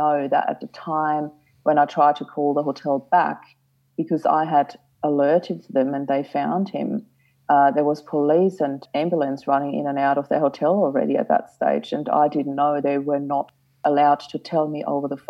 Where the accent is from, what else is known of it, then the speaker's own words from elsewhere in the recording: Austria; moved away as an adult; now in Australia; I'm originally from Austria